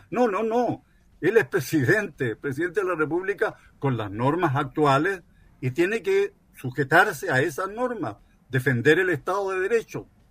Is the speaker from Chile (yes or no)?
yes; Chile; Somos todos chilenos, independientemente de nuestros ancestros